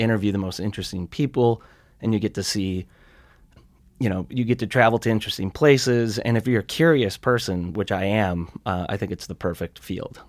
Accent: Sturgeon Bay, Wisconsin, United States; also born or lived in Great Falls, Montana; now in Montana, United States; I grew up in a little resort community. Actually, it was kind of a blue collar, um, shipbuilding community when I was a kid. It's called Sturgeon Bay, Wisconsin

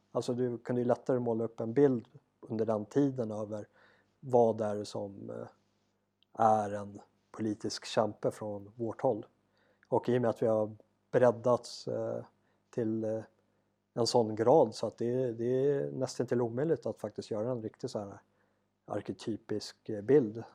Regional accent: Sweden; now in South Africa; hemma i Sverige

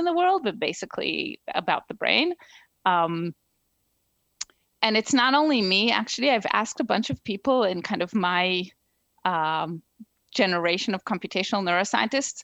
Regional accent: Israel; moved away as an adult; also born or lived in New Jersey, United States; now in Princeton, United States; So I grew up in Israel.

